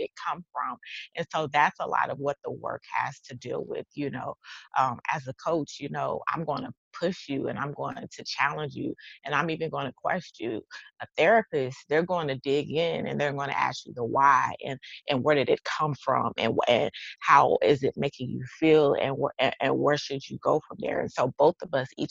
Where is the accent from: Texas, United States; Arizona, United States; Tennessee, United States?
Texas, United States; accent: twang; I'm from Texas, so y'all gonna hear the twang in this